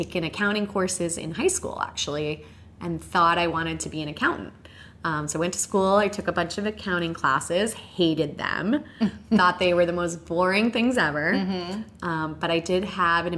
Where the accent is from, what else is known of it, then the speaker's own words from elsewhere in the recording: White Plains, New York, United States; I grew up in White Plains, New York, so not too far from New York City